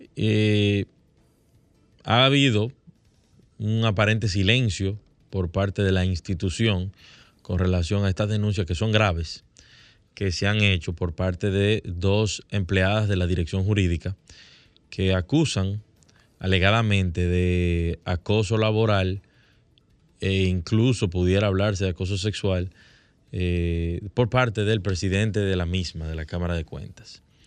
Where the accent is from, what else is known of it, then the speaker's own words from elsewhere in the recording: Dominican Republic; como dominicanos